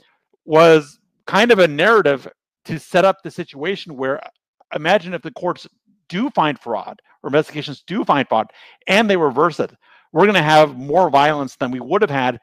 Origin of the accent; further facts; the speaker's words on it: United States; as an American